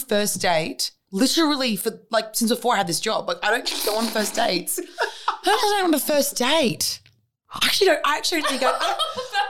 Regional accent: Sydney, New South Wales, Australia; born or raised there

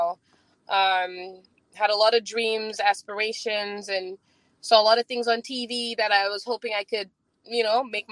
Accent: St. Lucia; now in New York, United States; I'm from St. Lucia

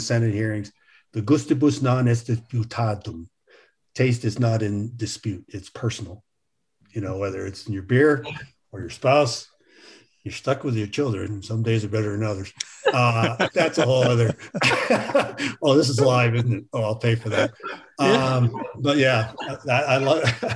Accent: United States

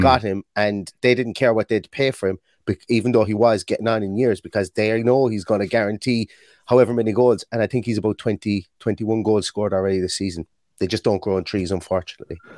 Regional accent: Ireland

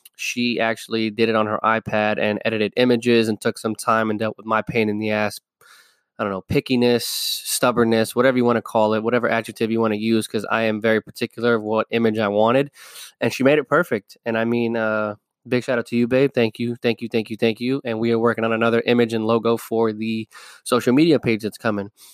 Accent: New York City, New York, United States; I am from New York City. I am from the Bronx

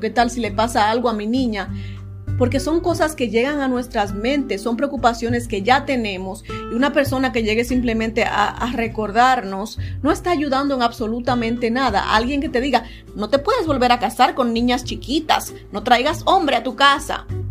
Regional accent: Dominican Republic; moved away; creciendo en la República Dominicana

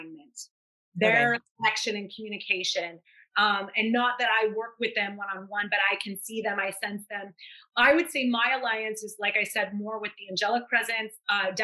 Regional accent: New Orleans, Louisiana, United States; I'm from New Orleans

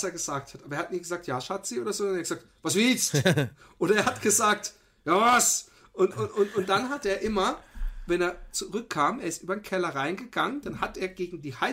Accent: Austria; kann man sich die Stimmung als Österreicher nur noch mehr vermiesen

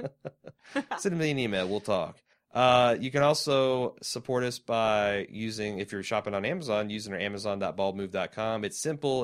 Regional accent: Mooresville, Indiana, United States; We too grew up in a small, shitty Indiana towns. Mooresville represent.

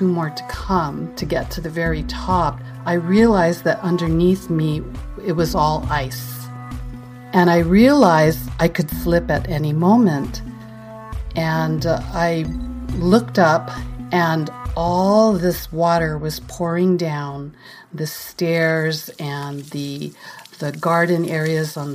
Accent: Philippines; moved away as an adult; also born or lived in California, United States; now in New York, United States; I was born and raised here. But for my grade school to high school and college, I grew up in the Philippines.

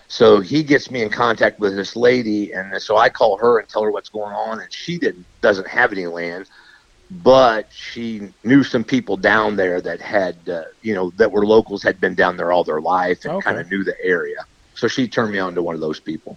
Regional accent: Missouri, United States; also born or lived in Liberty, Missouri; my home state

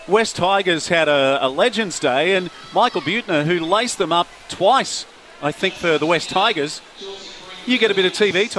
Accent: Queensland, Australia; I grew up in Queensland

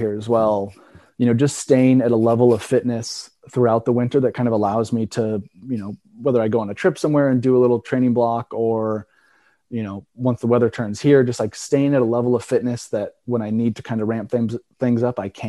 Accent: Oregon, United States; now in Vermont, United States; growing up in Oregon

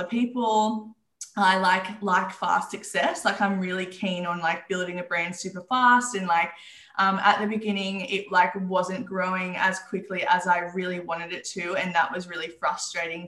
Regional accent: Newcastle, New South Wales, Australia; I grew up in Newcastle. I'm still here

